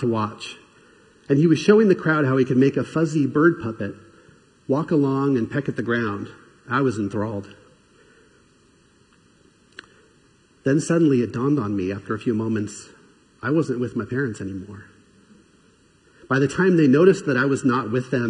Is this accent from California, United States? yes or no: yes; Southern California, United States; I grew up in Southern California